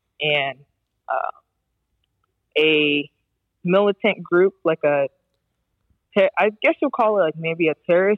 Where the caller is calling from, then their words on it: Poland; I'm calling from Poland.